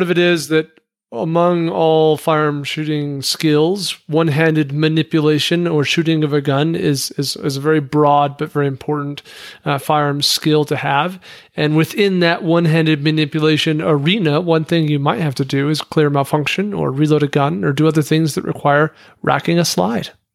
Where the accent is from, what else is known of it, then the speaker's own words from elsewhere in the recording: Wyoming, United States; as a kid because I'm from Wyoming